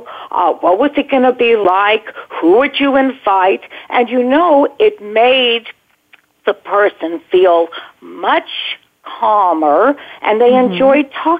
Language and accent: English; Los Angeles, California, United States; also born or lived in Baldwin Hills, Los Angeles; I grew up at first in Baldwin Hills, and then my parents moved to Brentwood, California